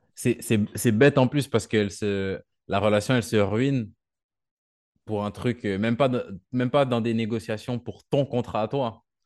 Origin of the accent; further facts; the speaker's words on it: Canada; moved away as an adult; now in France; moi, je viens du Canada